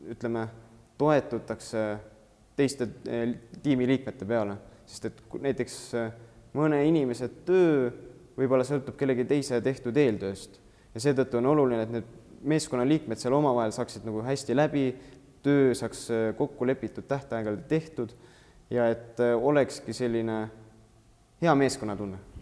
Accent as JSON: {"language": "Estonian", "town": "Antsla", "region": "Võru County", "country": "Estonia", "moved": "yes", "lives_now": "Tartu, Estonia", "said": "ma olen üldse Võrumaalt Antslast pärit"}